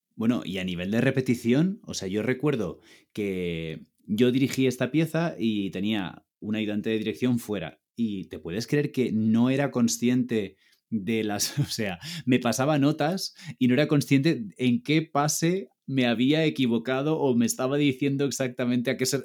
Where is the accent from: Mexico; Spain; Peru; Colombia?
Spain; Ibiza, Balearic Islands; moved away as an adult; also born or lived in Barcelona; now in Madrid, Spain; yo soy de Ibiza, estudié en Barcelona y ahora vivo en Madrid.